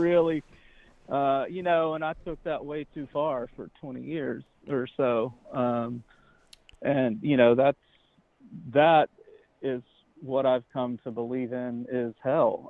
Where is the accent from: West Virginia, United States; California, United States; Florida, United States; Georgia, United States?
Georgia, United States; I grew up in Georgia